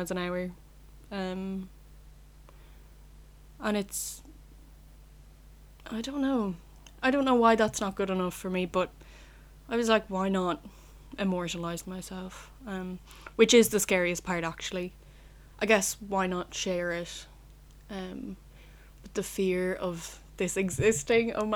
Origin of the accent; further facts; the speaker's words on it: Roscommon, Connacht, Ireland; I'm 20, from Roscommon, which is a county, from Roscommon Town.